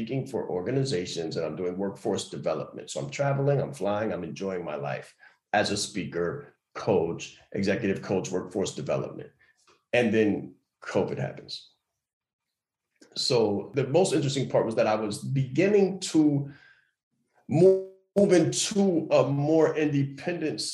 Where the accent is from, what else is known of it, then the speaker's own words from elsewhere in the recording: New York City, New York, United States; I'm a kid from Harlem